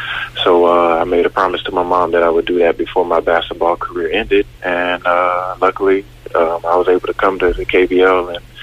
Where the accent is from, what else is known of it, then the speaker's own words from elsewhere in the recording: North Carolina, United States; also born or lived in Seoul, South Korea; now in North Carolina, US / Korea; My dad was in the military or in the Air Force, so we grew up mostly in North Carolina, and that's where I have a house at also now.